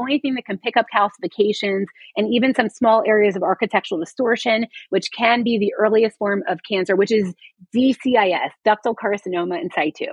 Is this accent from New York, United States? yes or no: no; Coral Springs, Florida, United States; moved away; I'm from Coral Springs